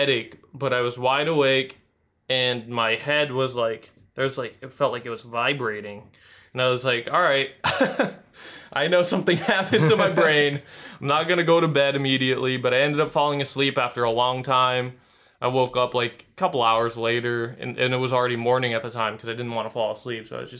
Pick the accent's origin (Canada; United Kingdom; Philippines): Philippines; I'm Filipino. I got the blood in me.